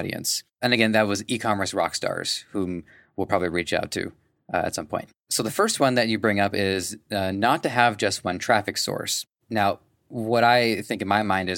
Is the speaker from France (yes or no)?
no; Canada; from my perspective of a Canadian